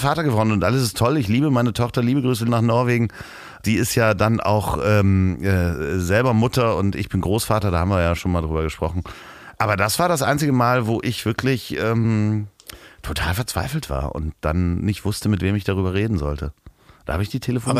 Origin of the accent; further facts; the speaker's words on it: Hamburg, Germany; bei uns in Hamburg